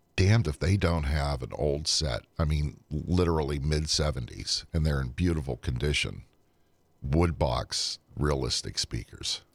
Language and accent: English; Western Pennsylvania, United States; I'm an Amish kid from Western Pennsylvania